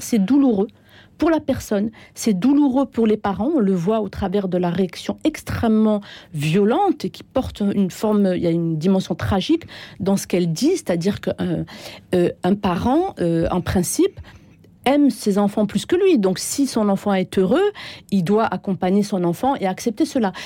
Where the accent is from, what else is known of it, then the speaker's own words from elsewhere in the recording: France; moved away; also born or lived in Algeria; moi, je, j'ai vécu 15 ans en Algérie, mais je suis née, j'ai grandi en France. Mes premières euh, années se sont passées en France.